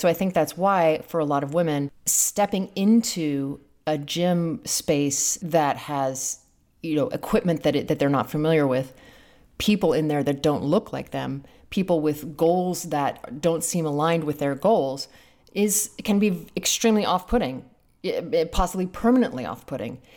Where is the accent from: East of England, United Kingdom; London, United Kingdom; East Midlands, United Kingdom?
London, United Kingdom; I grew up in London in a relatively posh way